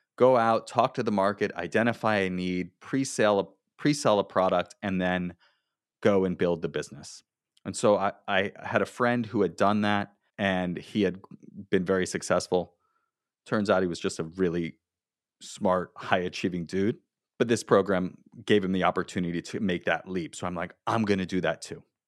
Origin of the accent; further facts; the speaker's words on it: South Florida, United States; I grew up in South Florida, I went to the University of Florida